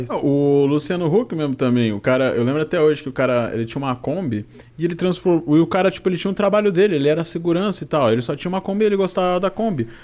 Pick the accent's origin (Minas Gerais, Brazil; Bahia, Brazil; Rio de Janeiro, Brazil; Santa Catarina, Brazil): Santa Catarina, Brazil; Balneário Camboriú; Nasci lá, nasci em Balneário Camboriú.